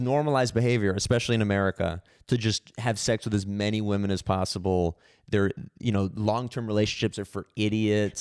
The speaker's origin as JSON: {"language": "English", "town": "San Francisco", "region": "California", "country": "United States", "tie": "born or raised there", "said": "I was born in San Francisco"}